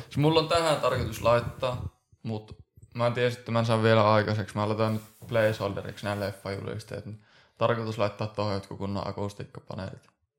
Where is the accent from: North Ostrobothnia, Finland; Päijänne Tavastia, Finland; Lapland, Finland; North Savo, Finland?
North Ostrobothnia, Finland; Oulu; moved away as an adult; also born or lived in Helsinki/Espoo; now in Helsinki, Finland; molemmat ollaan Oulusta